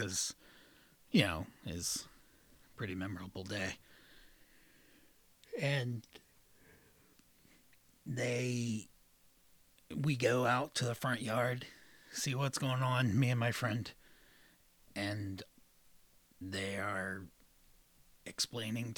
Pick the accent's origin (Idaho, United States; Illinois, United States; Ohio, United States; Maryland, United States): Ohio, United States; Southeast; I grew up in Southeast Ohio.